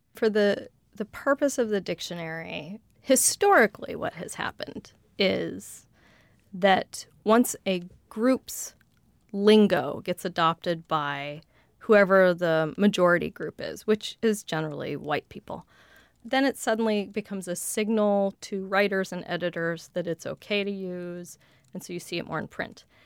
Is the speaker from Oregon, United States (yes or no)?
no; outside of Denver, Colorado, United States; accent: general Western American; first language English; I grew up outside of Denver, but I grew up speaking what's called general Western dialect